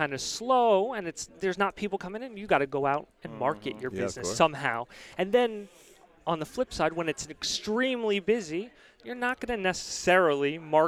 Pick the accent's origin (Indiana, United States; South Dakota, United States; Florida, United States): Florida, United States; Palm Beach Gardens; I grew up in Palm Beach Gardens, Florida